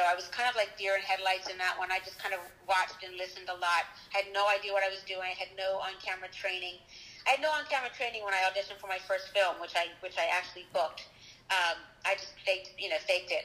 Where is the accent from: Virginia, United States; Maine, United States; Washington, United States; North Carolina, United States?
Virginia, United States; Charlottesville; moved away as an adult; now in New York, United States; I'm from Charlottesville